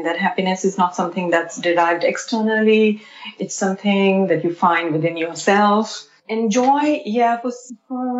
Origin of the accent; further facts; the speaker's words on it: India; moved away; I grew up in India